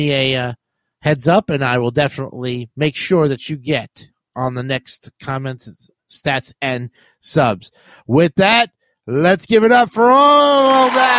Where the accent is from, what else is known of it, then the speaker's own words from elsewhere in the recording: New York City, New York, United States; I used to live in Richmond Hill in the South Ozone Park border area